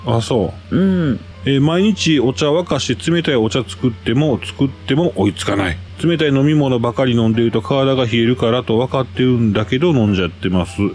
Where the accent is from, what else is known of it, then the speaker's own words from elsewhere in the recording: Kansai, Japan; 私も関西人